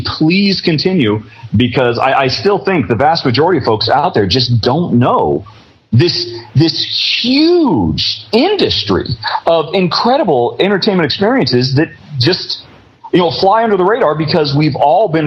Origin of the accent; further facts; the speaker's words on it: United States; moved away as an adult; now in Europe; I'm an American, but I've lived in Europe for the last decade